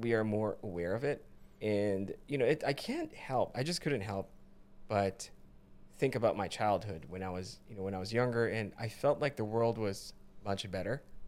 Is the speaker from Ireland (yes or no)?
no; Philippines; now in United States; when I was growing up in the Philippines